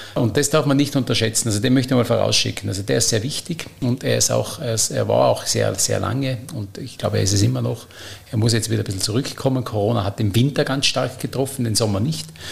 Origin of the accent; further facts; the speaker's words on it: Stubai Valley, Tyrol, Austria; Bin natürlich Tiroler äh, und, und aus dem Stubaital bin in einem touristischen Kleinbetrieb äh, groß geworden.